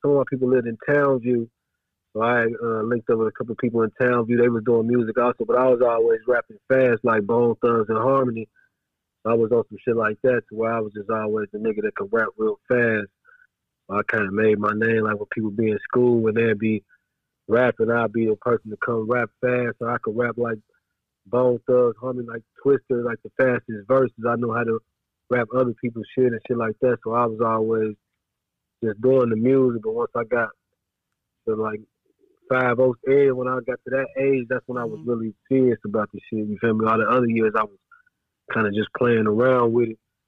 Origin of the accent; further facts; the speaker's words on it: Dayton, Ohio, United States; also born or lived in Trotwood; I was born and raised here